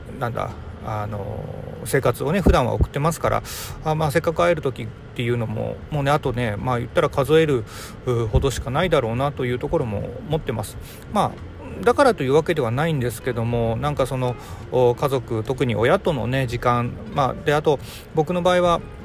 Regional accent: Hiroshima, Japan; moved away; 地元はずっとね、えー、広島で、えー、帰る実家も、おー、まあ、建て替えはしましたけども、場所的には

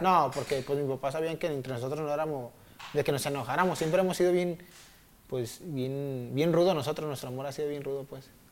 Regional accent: Zapopan, Jalisco, Mexico; soy de Zapopan, de una colonia que le dicen La Chori, Jardines de, Nuevo México

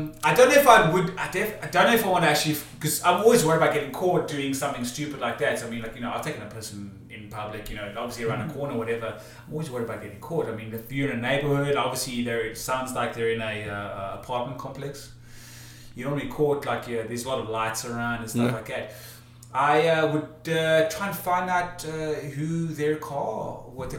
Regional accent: South Africa; now in United States; as a South African

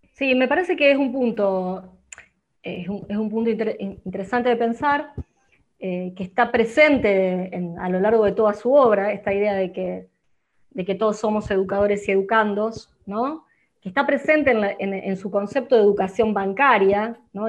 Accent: Arroyo Seco, Santa Fe, Argentina; Soy de Arroyo Seco

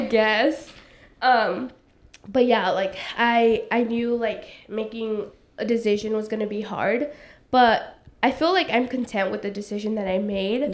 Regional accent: Los Angeles, California, United States; also born or lived in Playa Vista; I come from South Central LA, so predominantly black and brown like community.

